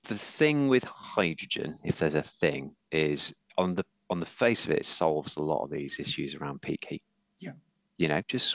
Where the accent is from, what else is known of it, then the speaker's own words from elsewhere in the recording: Yorkshire and the Humber, United Kingdom; I'm from Yorkshire